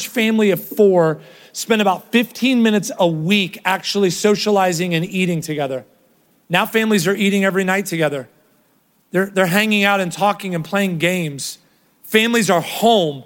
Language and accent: English; Ohio, United States; now in Texas, United States; Kroger was what I grew up in Ohio. So when I moved here